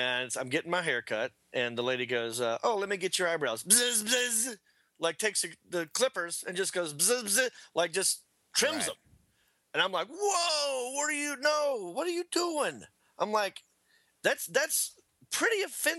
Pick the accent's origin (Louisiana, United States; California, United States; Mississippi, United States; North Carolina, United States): North Carolina, United States; Hickory; now in Los Angeles, United States; I'm from Hickory